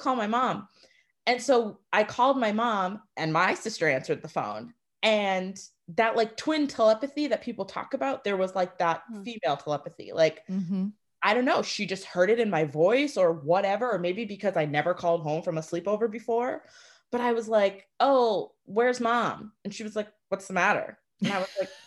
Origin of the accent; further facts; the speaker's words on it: Swampscott, Massachusetts, United States; I grew up in Swampscott, which is predominantly white